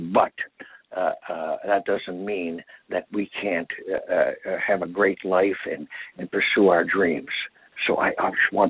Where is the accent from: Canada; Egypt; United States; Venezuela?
Canada; born there; And I'm Canadian born anyhow, so I had no trouble.